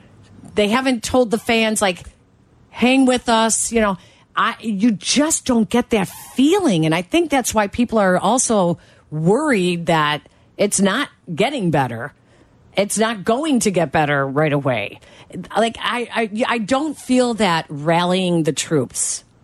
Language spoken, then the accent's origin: English; Chicago, Illinois, United States; Northwest Side, Norwood Park.